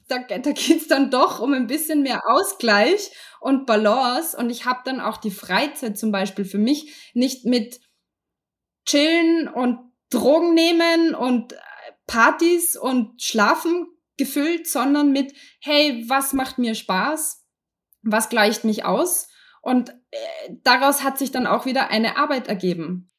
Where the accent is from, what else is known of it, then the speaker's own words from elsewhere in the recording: Austria; ich kann jetzt nur für uns in Österreich sprechen